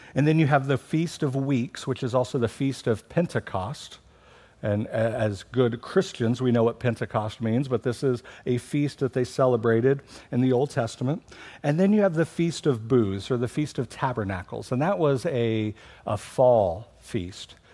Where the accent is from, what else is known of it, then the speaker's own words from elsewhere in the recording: Missouri, United States; I'm from Missouri, the Show Me state.